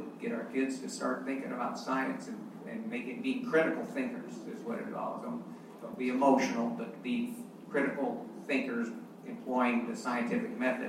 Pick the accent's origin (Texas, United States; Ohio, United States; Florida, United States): Texas, United States; Hey, I'm a Texan. I was born in Texas.